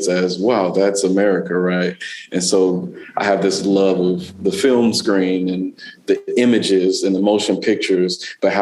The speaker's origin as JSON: {"language": "English", "town": "Dallas", "region": "Texas", "country": "United States", "tie": "born or raised there", "also_born_or_lived": "South LA, California", "moved": "yes", "lives_now": "Los Angeles, United States", "said": "I grew up in Dallas, Texas"}